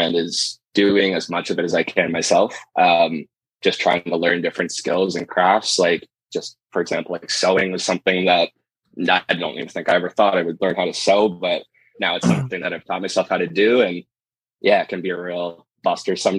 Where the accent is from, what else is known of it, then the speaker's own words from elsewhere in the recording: Markham, Ontario, Canada; I grew up in Markham, just north of Toronto here